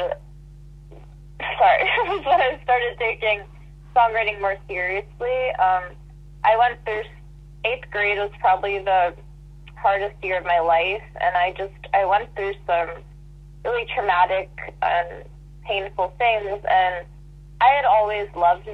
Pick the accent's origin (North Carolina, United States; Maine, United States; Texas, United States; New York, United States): New York, United States; Long Island; We're both from Long Island